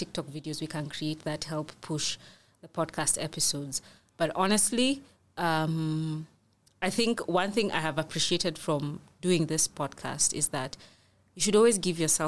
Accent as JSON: {"language": "English", "country": "Kenya", "said": "we as Kenyans"}